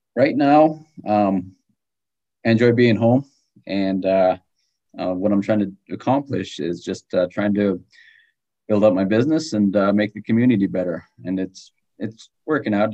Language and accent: English; Galena, Alaska, United States; also born or lived in Wasilla, Alaska; my hometown is Galena, Alaska